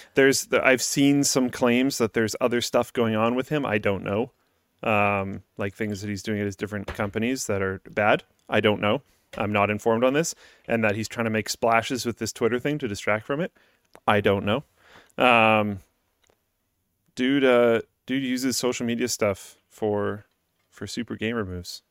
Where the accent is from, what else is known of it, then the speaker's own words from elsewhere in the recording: Canada; speaking as a Canadian